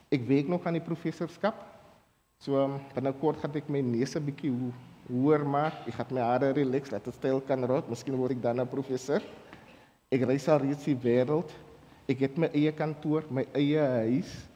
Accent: Lantana, Western Cape, South Africa; ek is van Lantana.

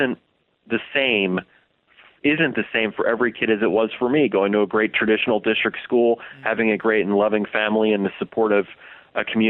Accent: New Jersey, United States; I grew up in New Jersey

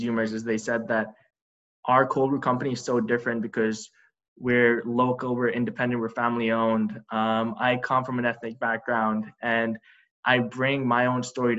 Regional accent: Dubai, United Arab Emirates; moved away as an adult; also born or lived in Boston, United States; now in United States; I was born and raised in Dubai, and back home, I grew up around a really great coffee culture.

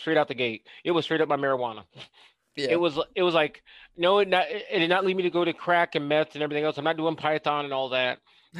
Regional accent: Bellevue, Nebraska, United States; also born or lived in Oak Ridge; I was raised in the suburbs of Omaha and that kind of thing

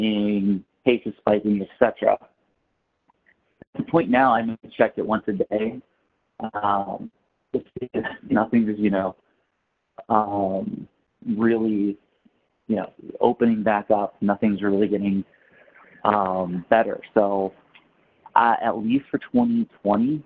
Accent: New York City, New York, United States; now in Los Angeles, United States; I come from New York City

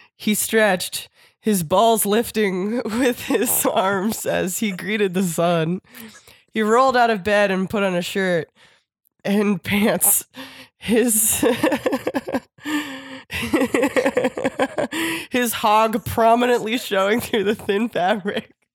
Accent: Warminster, Pennsylvania, United States; my hometown. Like, if I was in fucking Warminster, Pennsylvania

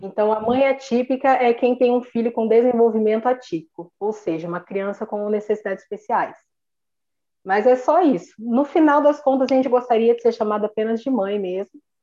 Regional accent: Paraná, Brazil; sou aqui do Paraná.

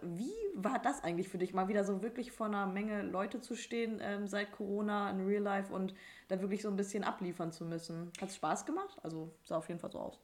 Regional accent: the North, Northern Germany, Germany; Wir kommen ja aus dem Norden

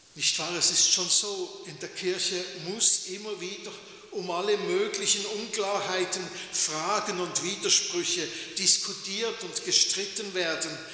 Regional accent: Switzerland; bei uns in der Schweiz

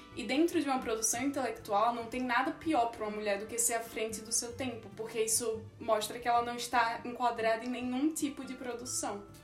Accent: Maceió, Alagoas, Brazil; moved away; also born or lived in Campinas; sou de Maceió, Alagoas

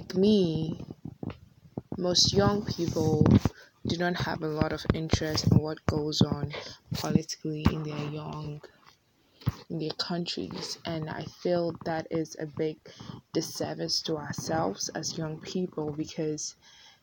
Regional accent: Ghana; moved away as an adult; now in United States; I'm coming from Ghana and living in the US for the past year

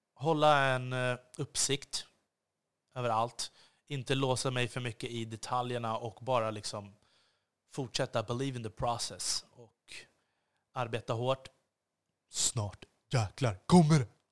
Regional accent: Sweden

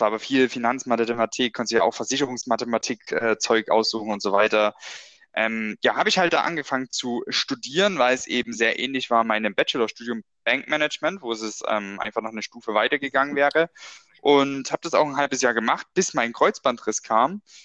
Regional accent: Brand-Erbisdorf, Saxony, Germany; der Ort, woher ich komme, ähm, oder mein Heimatort, Branderbesdorf genannt

